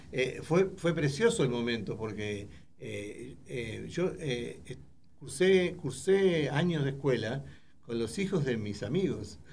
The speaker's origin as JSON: {"language": "Spanish", "country": "Uruguay", "moved": "yes", "said": "yo soy uruguayo"}